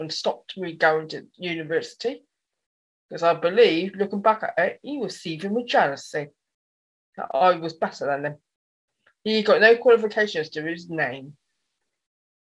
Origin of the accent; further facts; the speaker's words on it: Dorset, South West England, United Kingdom; also born or lived in Yeovil, Somerset; I was born in Yeovil, Somerset. Then at the age of 8, okay, I moved to Dorset